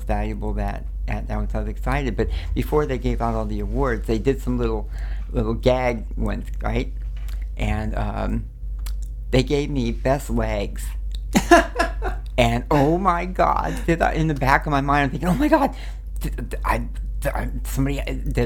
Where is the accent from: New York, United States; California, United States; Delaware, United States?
California, United States; Los Angeles; born or raised there; also born or lived in New Orleans, Louisiana